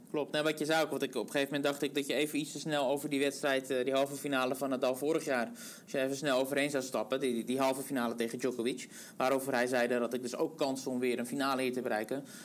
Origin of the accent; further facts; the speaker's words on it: Netherlands; ons als Nederlanders